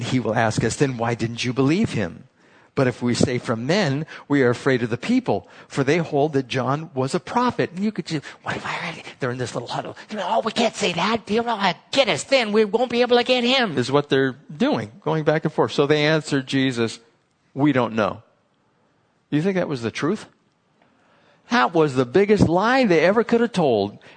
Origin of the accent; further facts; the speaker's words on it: San Diego, California, United States; I was from San Diego